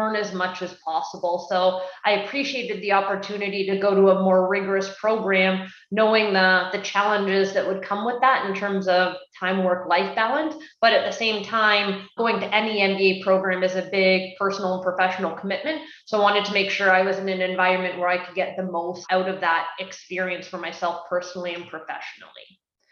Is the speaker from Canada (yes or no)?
yes; Canada; I'm Canadian and I did my schooling at the University of Guelph